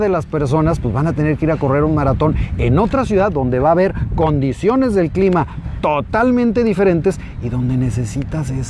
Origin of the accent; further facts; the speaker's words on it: Zapopan, Jalisco, Mexico; En, ah, mi tierra.